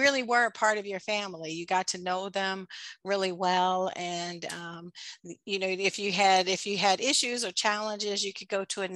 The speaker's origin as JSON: {"language": "English", "town": "Chicago", "region": "Illinois", "country": "United States", "tie": "born or raised there", "said": "I grew up on the south side of Chicago"}